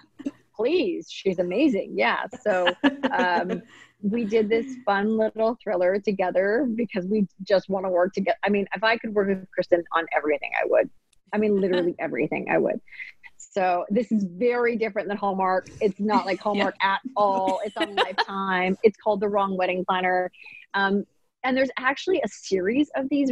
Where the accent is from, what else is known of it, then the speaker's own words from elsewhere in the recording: Maple Ridge, British Columbia, Canada; also born or lived in Hong Kong; I grew up in Maple Ridge and in Canada